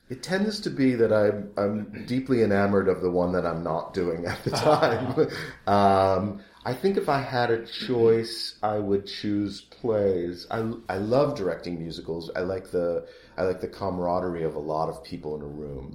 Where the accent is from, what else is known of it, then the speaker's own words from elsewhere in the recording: Rockford, Illinois, United States; I grew up in Rockford, Illinois.